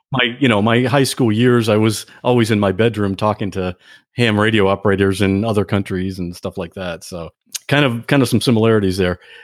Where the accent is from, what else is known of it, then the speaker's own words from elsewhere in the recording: Ohio, United States; I'm from Ohio